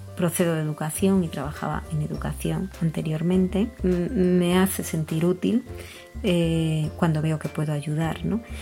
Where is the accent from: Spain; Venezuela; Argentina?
Spain; soy española y vivo en España